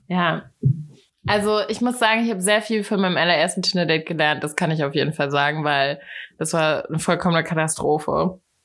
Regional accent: Hattenheim, Hesse, Germany; moved away as an adult; also born or lived in Berlin; now in Hamburg, Germany; ich komme aus dem Rheingau.

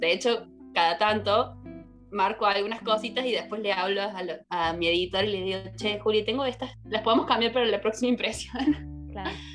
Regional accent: Córdoba, Argentina; también soy de Córdoba

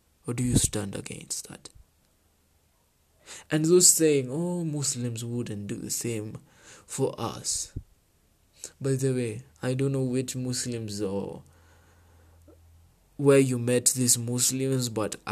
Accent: Kenya

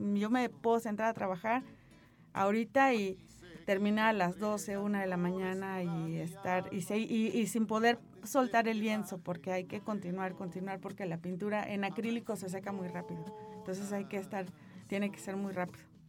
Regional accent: Tampico, Tamaulipas, Mexico; moved away; Yo ya soy de Tampico

